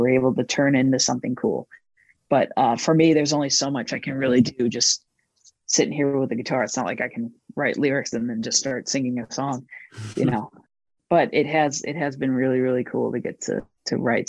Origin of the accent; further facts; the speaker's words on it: St. Louis, Missouri, United States; moved away; growing up in St. Louis as a kid